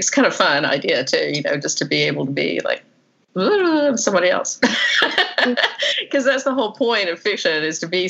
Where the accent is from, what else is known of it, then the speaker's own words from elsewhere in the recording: the South, United States; accent: southern; now in Florida, United States; I have such a southern accent